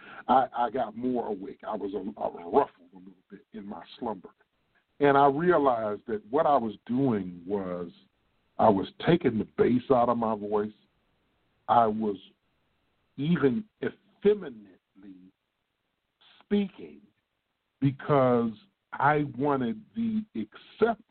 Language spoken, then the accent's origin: English; Midwest, United States; accent: Midwest; now in Texas, United States; we talk like we're from the Midwest. That's where we're from